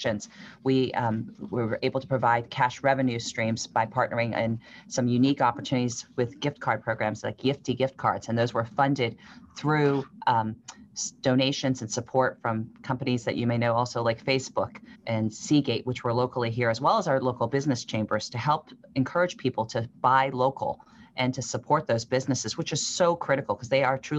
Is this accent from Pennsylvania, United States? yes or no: yes; Philadelphia, Pennsylvania, United States; also born or lived in Chicago, Illinois; now in Fremont, United States; I was born in Chicago and grew up in Philadelphia and then chose to make Fremont my home.